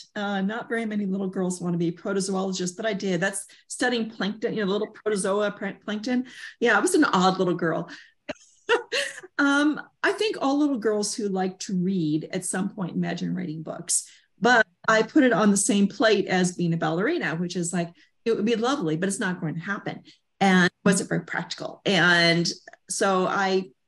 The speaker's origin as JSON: {"language": "English", "region": "Southern California", "country": "United States", "tie": "born or raised there", "said": "I grew up in Southern California"}